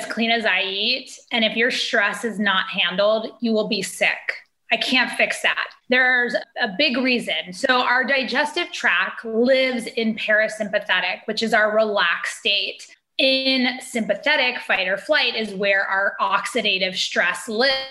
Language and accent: English; Hawaii, United States; moved away; I grew up in Hawaii